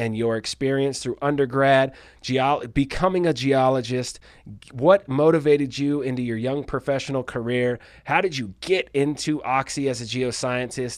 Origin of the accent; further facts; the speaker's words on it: Palmdale, California, United States; I grew up in Palmdale off the 14